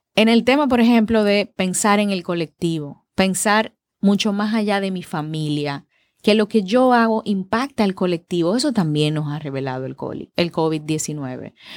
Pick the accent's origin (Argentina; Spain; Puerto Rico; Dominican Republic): Dominican Republic; A nosotros los dominicanos